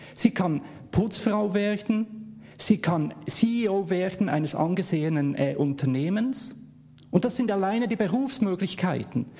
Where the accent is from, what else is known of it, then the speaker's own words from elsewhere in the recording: Bern, Switzerland; accent: Swiss; Ich komme aus der Schweiz, man hört es